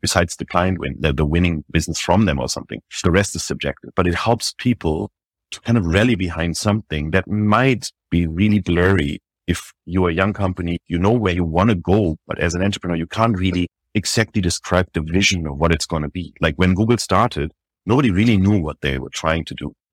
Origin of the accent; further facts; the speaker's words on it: Germany; moved away as an adult; also born or lived in Paris, France; now in New York, United States; I was born in Germany. built my first business there when I was twenty-one years old